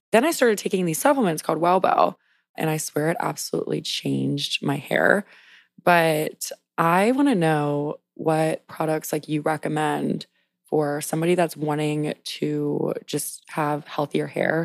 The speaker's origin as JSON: {"language": "English", "region": "South Louisiana", "country": "United States", "tie": "born or raised there", "also_born_or_lived": "New York", "moved": "yes", "lives_now": "Washington, D.C., United States", "said": "I grew up in South Louisiana"}